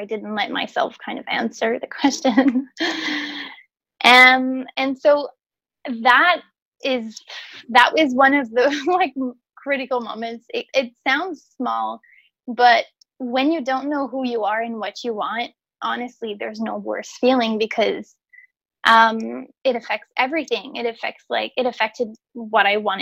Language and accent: English; Quebec City, Quebec, Canada; also born or lived in Montreal; I was away from my hometown, which is Quebec City. So I moved to Montreal, which is 2 hours away.